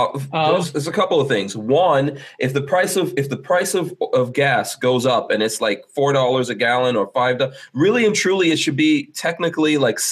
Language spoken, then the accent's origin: English; Guyana; born there; I was born in Guyana.